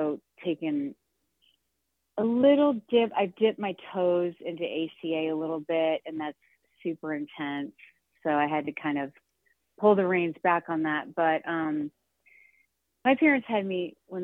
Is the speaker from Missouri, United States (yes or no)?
yes; St. Louis, Missouri, United States; I grew up in St. Louis, Missouri, just outside in a suburb.